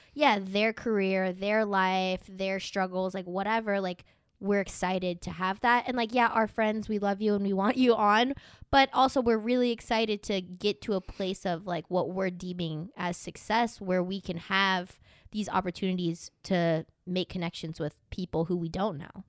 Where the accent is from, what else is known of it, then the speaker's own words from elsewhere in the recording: Tornado Alley, United States; moved away; I grew up in Tornado Alley